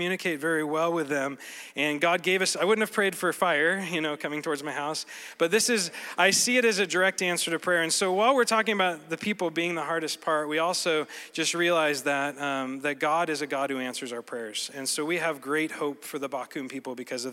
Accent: Colorado, United States; moved away as an adult; now in Cameroon; I grew up in Colorado

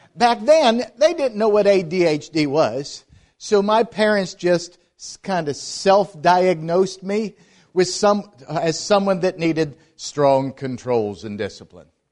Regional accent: Pittsburgh, Pennsylvania, United States; moved away as an adult; also born or lived in Atlanta; I grew up in Pittsburgh, Pennsylvania

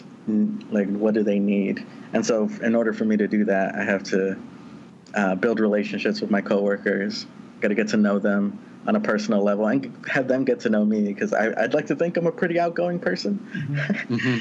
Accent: Southern California, United States; I'm originally from Southern California in a mostly farm working community.

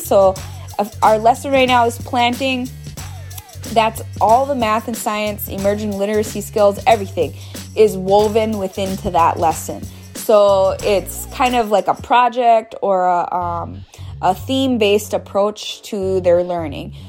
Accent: Oneida Nation of Wisconsin, United States; I'm from the Oneida Nation of Wisconsin

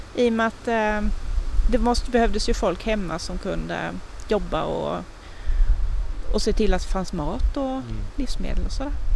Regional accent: Tingsryd, Kronoberg County, Sweden; papper som är från min hembygd

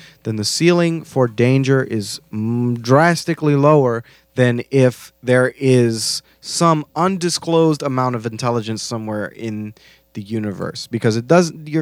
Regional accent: New Orleans, Louisiana, United States; I'm from New Orleans

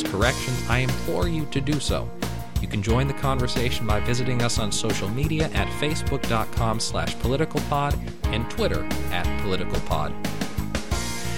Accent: California, United States; moved away as an adult; now in Washington, D.C., United States; I'm from California, but full disclosure, I'm not in California at the moment. Instead, I'm in Washington, D.C.

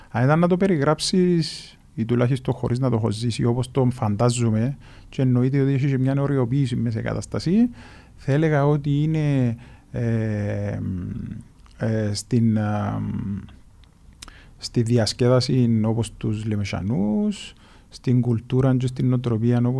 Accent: Nicosia, Nicosia District, Cyprus; Μεγάλωσα, ε, μεγάλωσα στη Λευκοσία, δεν έχω τον τη σύνδεση την ε, δυνατή που νιώθεις εσύ, δεν το νιώθω.

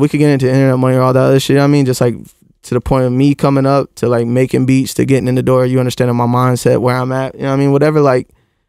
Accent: Florida, United States; That's where I come from Florida.

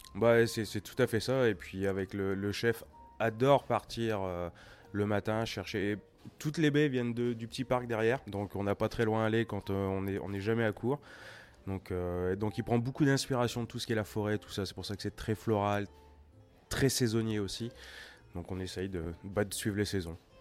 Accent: France; moved away as an adult; now in Turku, Finland; je suis français

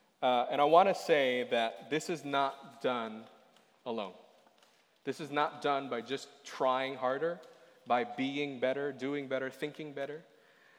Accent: Boston, Massachusetts, United States; moved away; I come from Boston. I come from the East Coast.

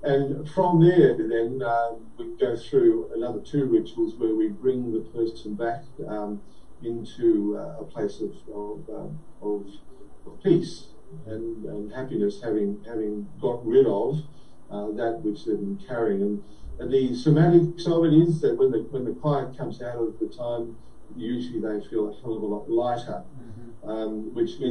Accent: Australia; being Australian

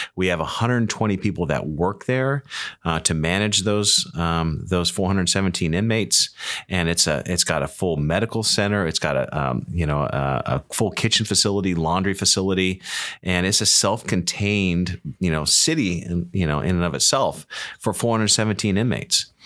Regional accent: Humboldt County, California, United States; I was born and raised here in Humboldt County

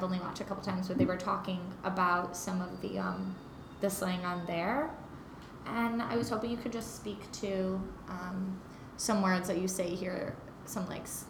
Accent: Midwest, United States; now in New York, United States; I'm from the Midwest and we say, instead of like soda, you say pop.

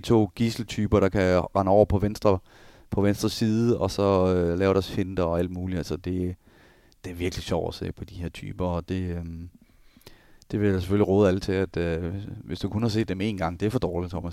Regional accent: Denmark; also born or lived in Germany / Switzerland

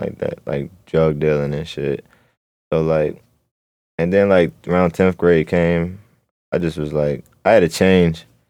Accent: Baltimore, Maryland, United States; also born or lived in Catonsville, Maryland; I grew up in Baltimore, Maryland.

